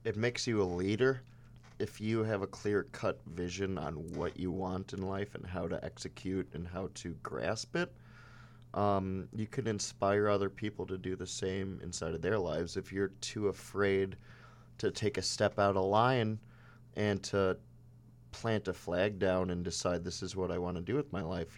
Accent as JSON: {"language": "English", "town": "Chicago", "region": "Illinois", "country": "United States", "tie": "born or raised there", "said": "growing up with our family in the city, inside the city, in Chicago public schools"}